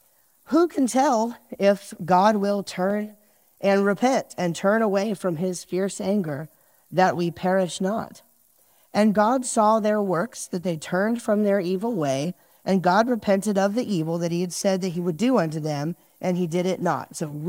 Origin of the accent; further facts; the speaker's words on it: New Jersey, United States; And I'm from New Jersey, so I at least have an excuse to have bad driving skills and road rage issues.